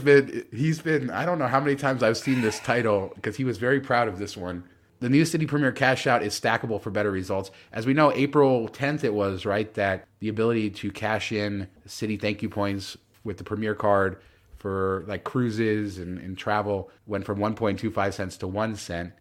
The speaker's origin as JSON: {"language": "English", "region": "Southern California", "country": "United States", "tie": "born or raised there", "said": "I grew up in Southern California where the beaches were always packed with people."}